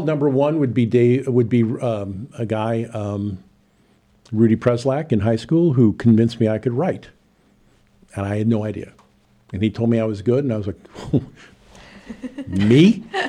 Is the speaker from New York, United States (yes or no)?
no; Chicago, Illinois, United States; moved away as an adult; now in Champaign, United States; I'm originally from Chicago, but being a T V vagabond, I went from one market to another over the last forty years